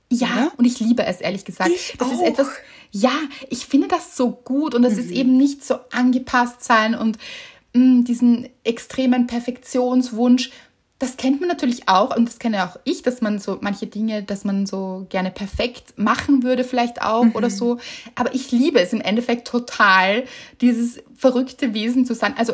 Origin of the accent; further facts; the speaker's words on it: Northern Germany, Germany; habe ich als Norddeutsche neulich im Urlaub